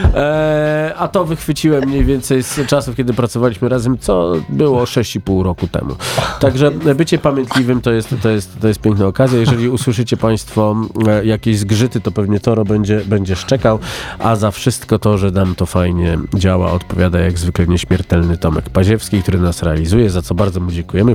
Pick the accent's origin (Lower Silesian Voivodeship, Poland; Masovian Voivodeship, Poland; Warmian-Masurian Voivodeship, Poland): Lower Silesian Voivodeship, Poland; near Prochowice; moved away; z Prochowic, które mm. były 14 km od mojego rodzinnego miasta